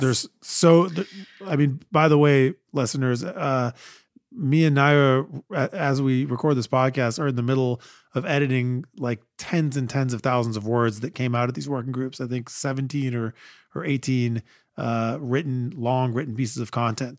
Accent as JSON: {"language": "English", "country": "United States", "said": "as an American"}